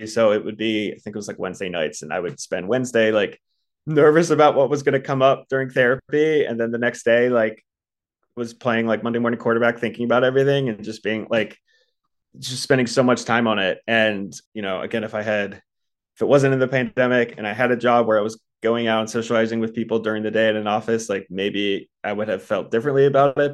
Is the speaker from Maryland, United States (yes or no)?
yes; Baltimore, Maryland, United States; moved away as an adult; also born or lived in Philadelphia, Pennsylvania; now in Los Angeles, United States; I'm actually from the East Coast, grew up in Baltimore, went to school in Philly